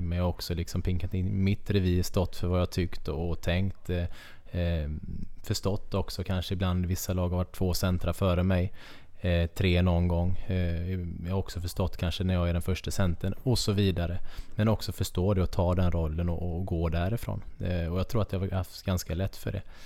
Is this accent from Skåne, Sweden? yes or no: no; Kungsbacka, Halland County, Sweden; moved away; also born or lived in Karlskrona / Nybro; är jag uppväxt i Kungsbacka, väldigt nära vattnet